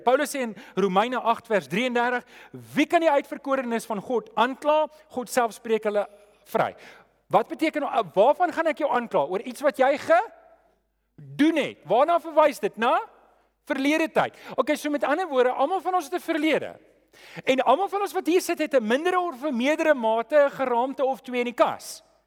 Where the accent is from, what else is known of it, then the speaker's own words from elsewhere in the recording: South Africa; ons as Afrikaners